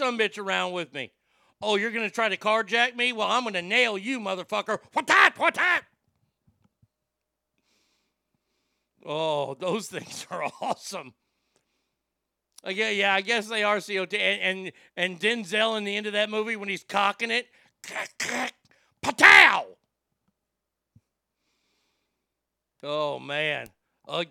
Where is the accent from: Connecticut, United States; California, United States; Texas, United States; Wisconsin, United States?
Texas, United States; Garland; Don't get me started on my bullshit hometown